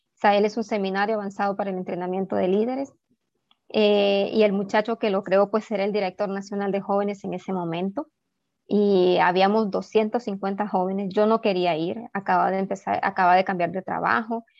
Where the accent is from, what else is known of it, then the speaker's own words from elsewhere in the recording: Ocotepeque, Honduras; now in Tegucigalpa, Honduras; soy originaria de Ocotepeque